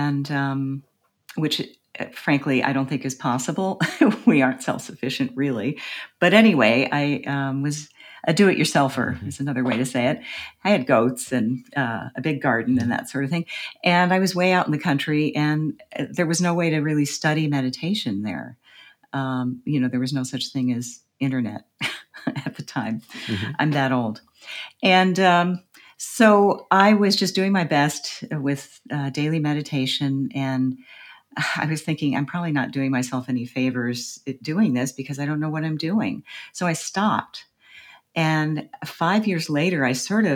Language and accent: English; United States; as an American